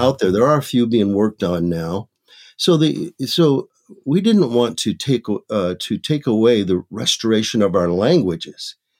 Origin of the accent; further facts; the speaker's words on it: Michigan, United States; now in Maricopa, United States; I was born and raised in Michigan